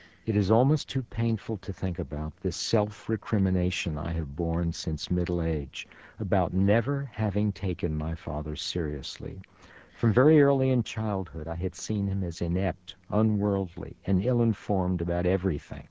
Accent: New York City, New York, United States; first language Yiddish; English is a second language; When I started school at the age of 5, PS 33 in the Bronx

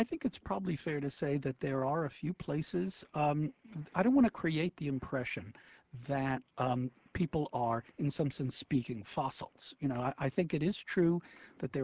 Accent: New York, United States; I'm in second grade, in the Brooklyn School, PS 199

